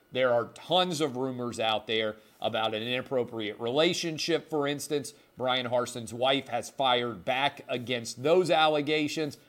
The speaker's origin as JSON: {"language": "English", "town": "Nashville", "region": "Tennessee", "country": "United States", "tie": "born or raised there", "also_born_or_lived": "Williamson County, Tennessee", "said": "I grew up in Davidson County, Tennessee. That is Nashville proper"}